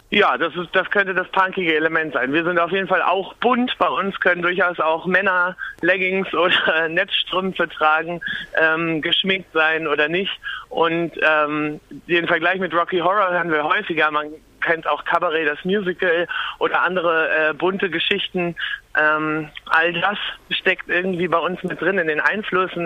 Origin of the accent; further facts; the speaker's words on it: Lübeck, Schleswig-Holstein, Germany; now in Berlin, Germany; Ich komme aus Lübeck, direkt von der Ostsee